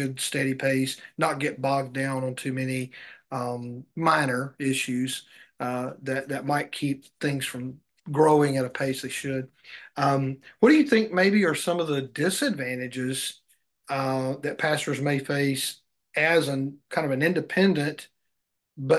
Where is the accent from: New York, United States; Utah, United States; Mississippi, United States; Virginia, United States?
Mississippi, United States; I grew up Baptist in the Mississippi area